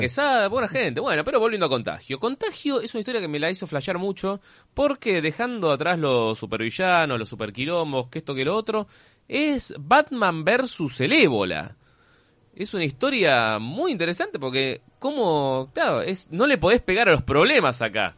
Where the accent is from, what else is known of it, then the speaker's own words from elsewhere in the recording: Argentina; menos mal que soy argentino